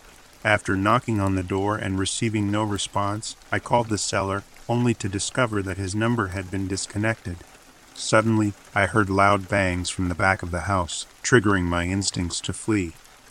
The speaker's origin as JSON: {"language": "English", "country": "Australia", "said": "Firstly, I'd like to mention that I'm Australian, and we have our own version of Craigslist down here"}